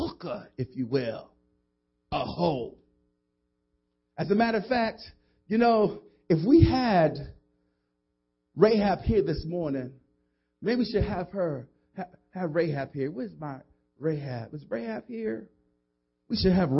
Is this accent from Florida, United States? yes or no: no; New York City, New York, United States; where I come from the South Bronx